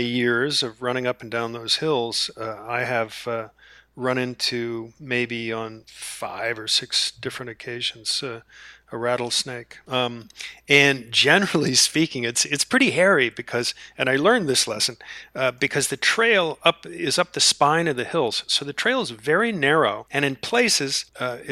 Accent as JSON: {"language": "English", "town": "Charlottesville", "region": "Virginia", "country": "United States", "tie": "born or raised there", "said": "my hometown of, or just outside of my hometown in Virginia, Charlottesville"}